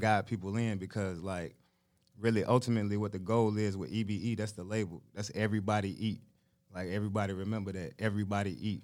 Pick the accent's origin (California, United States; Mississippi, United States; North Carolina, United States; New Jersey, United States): North Carolina, United States; Charlotte; I'm from Charlotte, North Carolina.